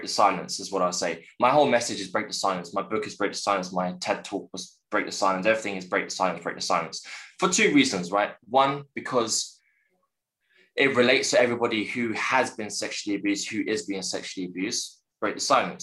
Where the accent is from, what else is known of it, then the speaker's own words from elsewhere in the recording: London, United Kingdom; born and raised in West London, in Chiswick